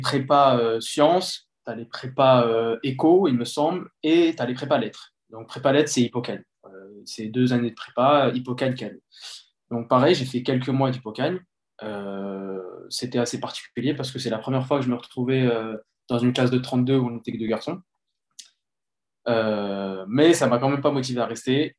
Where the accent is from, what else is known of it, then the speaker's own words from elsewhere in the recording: Les Mureaux, Île-de-France, France; also born or lived in Colombes / Sartrouville; J'ai grandi au Mureau, dans les Yvelines. Puis, j'ai déménagé à Sartrouville.